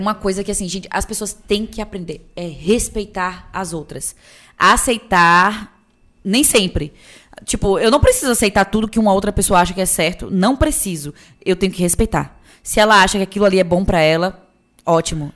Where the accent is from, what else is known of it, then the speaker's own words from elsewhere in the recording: Itabuna, Bahia, Brazil; moved away as an adult; also born or lived in Feira de Santana; eu sou cria do Santo Antônio, vista do Novo Horizonte com o pau caído. Qualquer um de Tabuna que pesquisa sabe